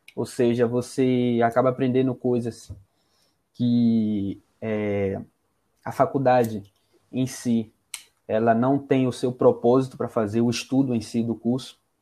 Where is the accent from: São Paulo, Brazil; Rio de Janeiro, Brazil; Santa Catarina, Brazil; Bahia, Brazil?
Rio de Janeiro, Brazil; Greater; now in Salvador, Brazil; Carioca, nascido na Grande Rio de Janeiro